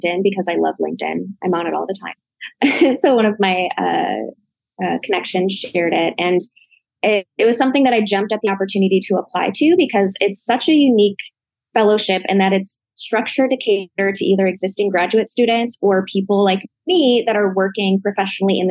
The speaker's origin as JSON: {"language": "English", "town": "Milwaukee", "region": "Wisconsin", "country": "United States", "tie": "born or raised there", "accent": "Midwest", "said": "I was very fortunate to grow up in Milwaukee, Wisconsin"}